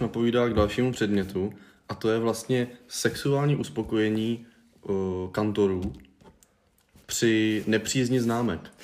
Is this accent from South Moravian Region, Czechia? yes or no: no; Hradec Králové, Hradec Králové Region, Czechia; jsme z Hradce Králové